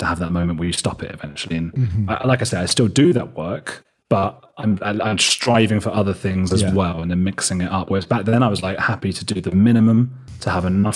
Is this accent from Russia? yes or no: no; United Kingdom; moved away as an adult; also born or lived in Argentina; now in Berlin, Germany